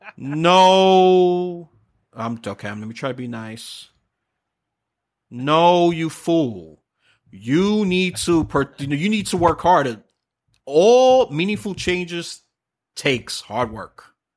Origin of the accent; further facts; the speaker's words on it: New York City, New York, United States; moved away; that city, which I'm born and from